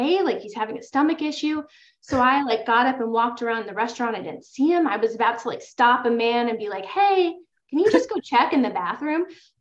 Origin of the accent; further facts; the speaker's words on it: New York, United States; I'm from New York